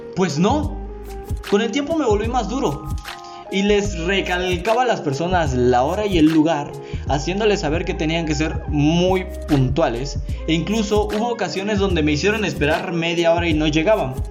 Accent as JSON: {"language": "Spanish", "country": "Mexico", "said": "Yo soy mexicano"}